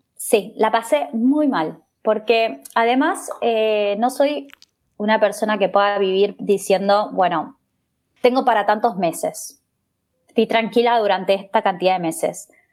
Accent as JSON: {"language": "Spanish", "country": "Argentina", "moved": "as an adult", "lives_now": "Spain", "said": "yo que vengo de Argentina"}